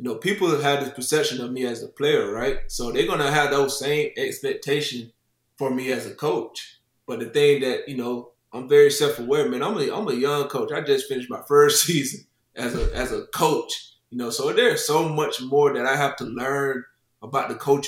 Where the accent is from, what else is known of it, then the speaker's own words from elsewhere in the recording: Lake Butler, Florida, United States; moved away as an adult; also born or lived in Buffalo, New York; now in South Carolina, United States; Buffalo is very similar to my hometown in Florida, Lake Butler.